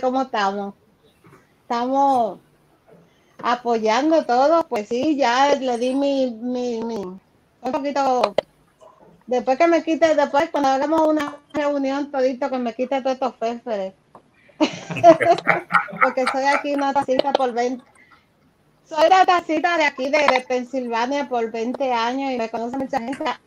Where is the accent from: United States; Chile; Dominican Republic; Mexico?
Dominican Republic; somos dominicanos.